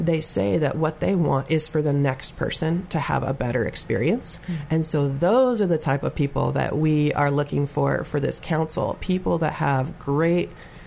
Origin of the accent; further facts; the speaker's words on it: Arlington, Oregon, United States; moved away as an adult; also born or lived in Hermiston, Oregon; I was actually born at Good Shepherd, the old hospital. And then I grew up in the Arlington and Ione areas